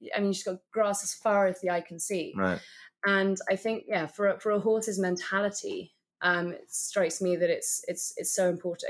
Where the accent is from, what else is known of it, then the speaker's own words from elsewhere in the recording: London, United Kingdom; I, am actually a born and bred Londoner